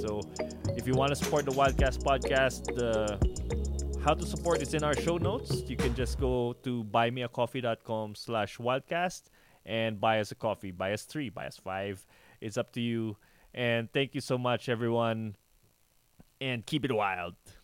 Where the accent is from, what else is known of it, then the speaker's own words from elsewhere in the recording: Baguio, Cordillera Administrative Region, Philippines; our little town of Baguio